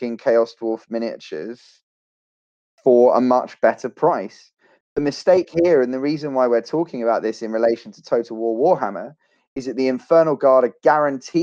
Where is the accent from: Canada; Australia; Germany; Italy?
Australia; I'm an Australian